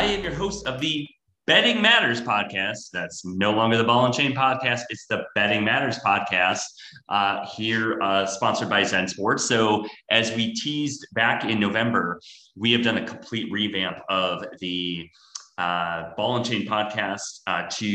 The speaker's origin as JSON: {"language": "English", "region": "Wisconsin", "country": "United States", "also_born_or_lived": "San Francisco", "moved": "as an adult", "lives_now": "Miami, United States", "said": "I am from Wisconsin, so I'm a diehard Packers fan."}